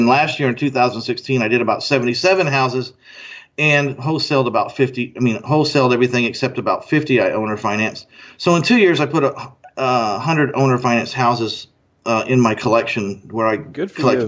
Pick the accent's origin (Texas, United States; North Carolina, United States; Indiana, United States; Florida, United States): Texas, United States; moved away; also born or lived in Orange County, California; I used to live in Orange County, but I was born in Texas, and I got back here as fast as I could.